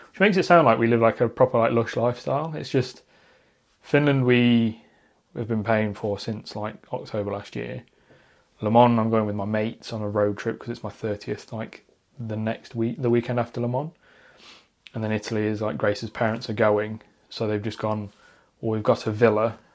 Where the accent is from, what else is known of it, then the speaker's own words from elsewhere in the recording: Derbyshire, East Midlands, United Kingdom; I grew up out in the Derbyshire countryside.